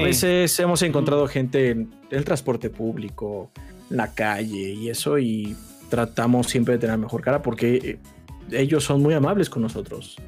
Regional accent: Mexico City, Mexico; nosotros somos de la Ciudad de México, entonces él vivía también aquí

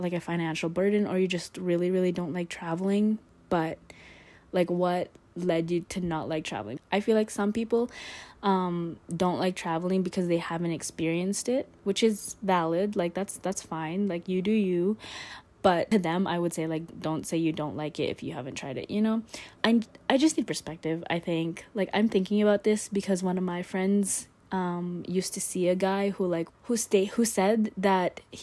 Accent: Canada; also born or lived in Philippines; I'd say I grew up more in Canada

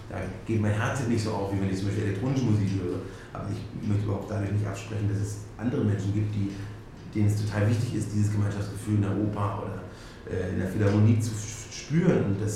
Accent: Goslar, Lower Saxony, Germany; an meine Heimatstadt Goslar denke, ähm, da gibt es unglaublich viele Museen und Ausstellungen

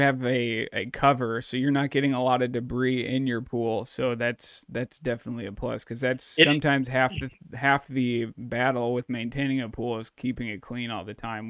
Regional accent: Dallas, Texas, United States; moved away as an adult; also born or lived in Corpus Christi, Texas; now in Missouri, United States; While I grew up down in Dallas, Texas

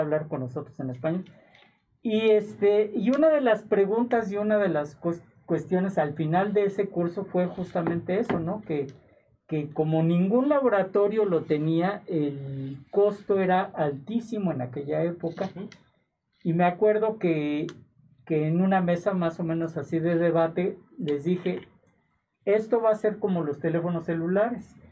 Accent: Mexico

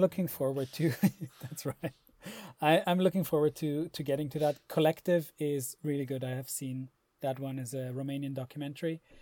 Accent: Switzerland; Growing up in Switzerland

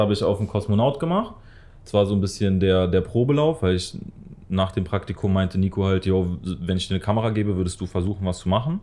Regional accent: Berlin, Germany; Wir kommen auch beide aus, aus Südberlin

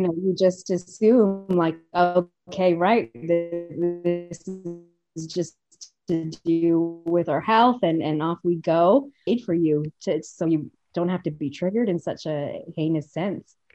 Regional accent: Calgary, Alberta, Canada; moved away as an adult; also born or lived in Colorado; my hometown of Calgary is known for something called the Calgary Stampede.

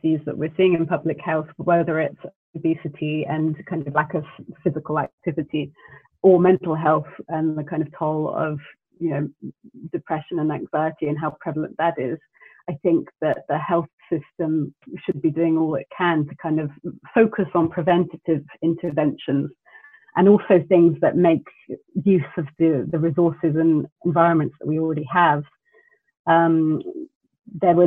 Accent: New Zealand; now in London, United Kingdom; I grew up in New Zealand, where you're obviously very close to the coastline

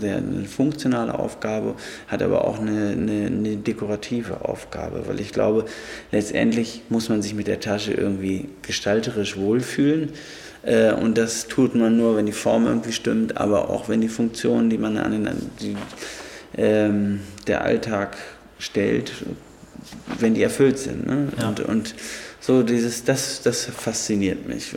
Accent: Germany; bei uns in Deutschland

